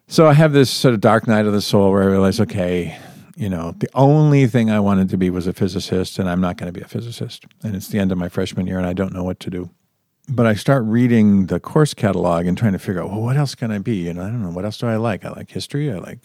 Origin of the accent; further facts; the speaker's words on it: Burlington, Massachusetts, United States; I grew up right outside of Boston in Burlington, Massachusetts. So I was sort of an East Coaster.